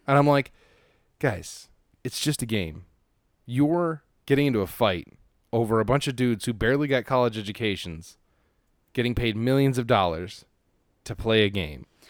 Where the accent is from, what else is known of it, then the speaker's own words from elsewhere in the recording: Los Angeles, California, United States; I grew up in Los Angeles